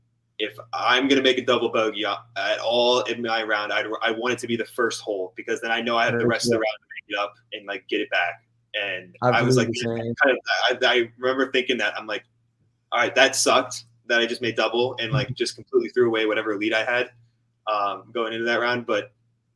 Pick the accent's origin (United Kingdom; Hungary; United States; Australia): United States; Portage County, Ohio; my hometown event, the Portage County Am